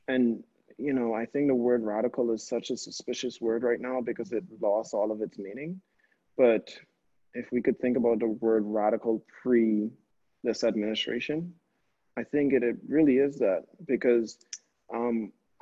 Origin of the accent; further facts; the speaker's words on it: Bahamas; now in New Haven, United States; we're in a small place where art isn't really the conversation that the Bahamas is known for